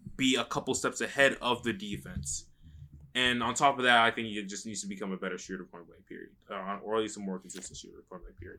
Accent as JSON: {"language": "English", "region": "North Carolina", "country": "United States", "tie": "born or raised there", "also_born_or_lived": "Atlanta", "moved": "yes", "said": "I was born in North Carolina"}